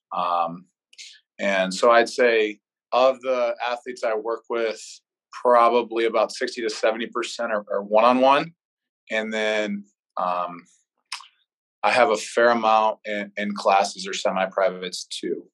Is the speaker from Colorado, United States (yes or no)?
no; Chagrin Falls, Ohio, United States; moved away as an adult; now in Des Moines, United States; I'm actually from Cleveland, Ohio, so a suburb of Cleveland, Chagrin Falls. I grew up there my whole life